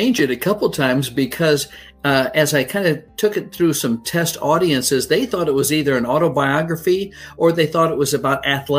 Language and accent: English; Midwest, United States; Well, I grew up in the Midwest, and my father was a football coach at the high school level, so we moved a lot.